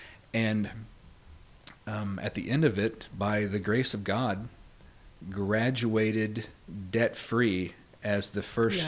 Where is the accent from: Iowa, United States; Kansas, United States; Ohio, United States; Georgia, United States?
Kansas, United States; I grew up in Kansas on a cattle ranch. So I'm a cowboy, which often surprises people when they meet me, because I'm very much not a cowboy anymore.